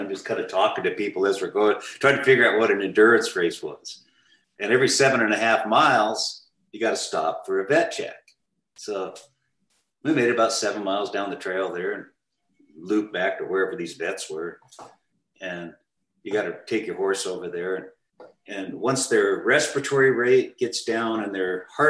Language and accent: English; Washington, United States; moved away as an adult; also born or lived in Alaska / Omak, Washington; I was raised in Washington.